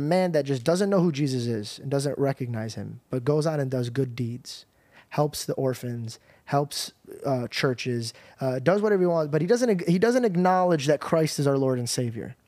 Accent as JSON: {"language": "English", "country": "United States", "said": "as an American"}